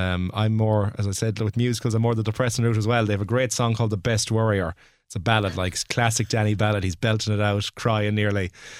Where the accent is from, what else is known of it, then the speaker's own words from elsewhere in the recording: Mayo, Connacht, Ireland; moved away; I'm from Mayo